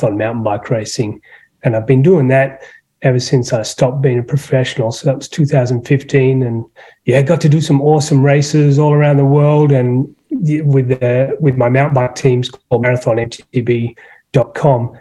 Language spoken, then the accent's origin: English; Sydney, New South Wales, Australia; now in Traverse City, United States; I'm not from Traverse City, you probably tell. I'm from Sydney, Australia